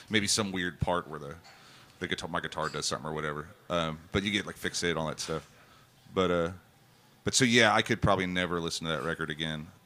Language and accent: English; Shreveport, Louisiana, United States; born there; I was born in Shreveport, and, in Louisiana, and uh, my mom and papa lived like right on the Texas Louisiana line.